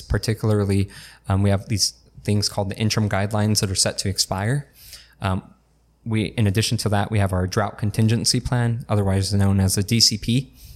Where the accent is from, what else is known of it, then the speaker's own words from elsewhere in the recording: El Centro, California, United States; also born or lived in Brawley; I grew up in North Al Centro, um, right behind Big Five until sixth grade